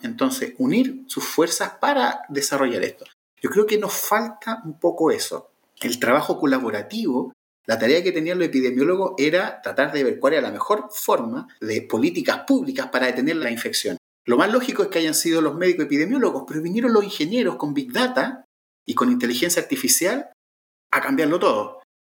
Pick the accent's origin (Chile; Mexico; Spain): Chile; Chile, que en mi país